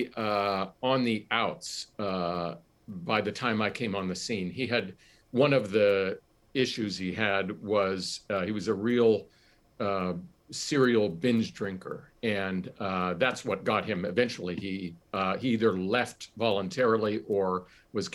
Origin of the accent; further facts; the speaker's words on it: Johnstown, Pennsylvania, United States; Johnstown, my hometown